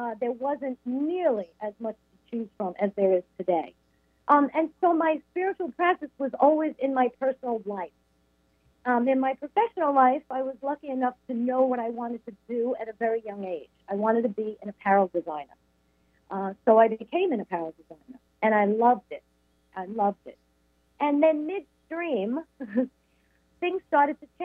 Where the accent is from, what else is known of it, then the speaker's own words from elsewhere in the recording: Long Island, New York, United States; also born or lived in Brooklyn, New York; I was raised on Long Island